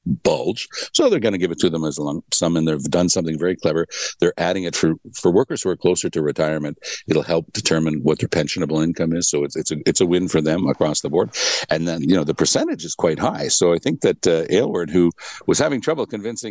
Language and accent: English; Ontario, Canada; I was born in Ontario